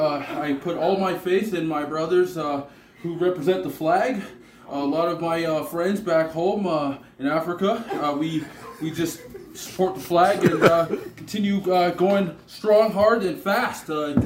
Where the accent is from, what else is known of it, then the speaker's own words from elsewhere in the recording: Toronto, Ontario, Canada; I'm from Jane Finch, the hardest areas in Toronto.